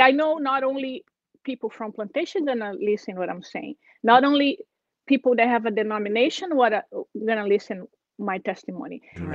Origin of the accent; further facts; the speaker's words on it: Brazil; English is a second language; moved away as an adult; I'm originally from Brazil, and uh, my family, uh, I grew up in a very simple way in the small town